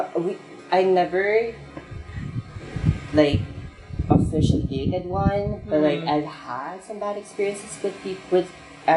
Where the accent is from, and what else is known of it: Baguio, Cordillera Administrative Region, Philippines; born or raised there